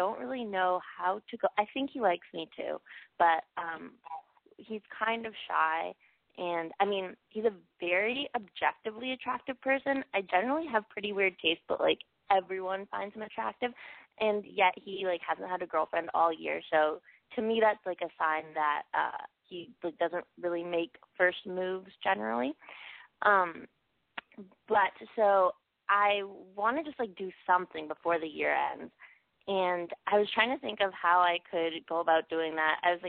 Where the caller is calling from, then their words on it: Toronto, Ontario, Canada; I am 21, and I'm calling from Toronto.